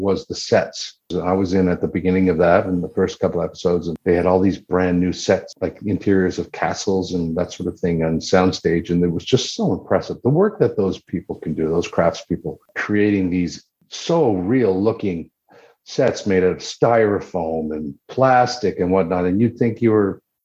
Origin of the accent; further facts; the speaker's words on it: Wabush, Newfoundland and Labrador, Canada; I grew up in the Labrador portion of that, which is on the mainland and a tiny little mining town called Wabush.